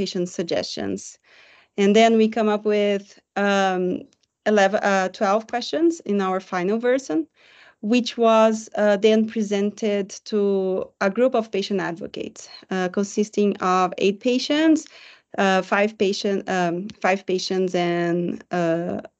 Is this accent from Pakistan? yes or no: no; Brazil; I am a psychologist from Brazil.